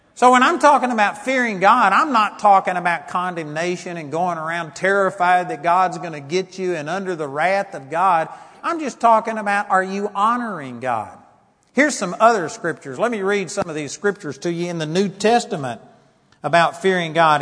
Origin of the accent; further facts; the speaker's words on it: United States; I'm a Christian more than I'm an American